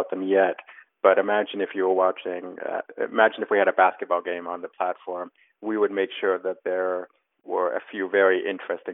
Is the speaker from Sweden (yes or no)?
no; Canada; accent: Canadian; moved away as an adult; now in New York, United States; I am Canadian, hence my accent, but I've been living in New York and the States most of my adult life